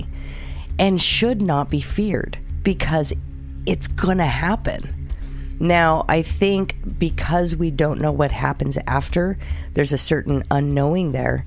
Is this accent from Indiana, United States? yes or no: no; San Jose, California, United States; I grew up in San Jose, California